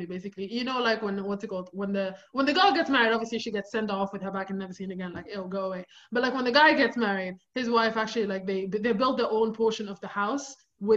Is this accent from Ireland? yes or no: no; Sudan; moved away; Growing up in Sudan